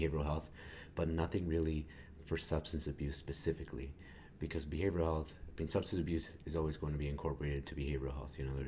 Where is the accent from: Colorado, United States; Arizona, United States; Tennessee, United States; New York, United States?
Colorado, United States; Eagle County; David and I, we were raised by the community there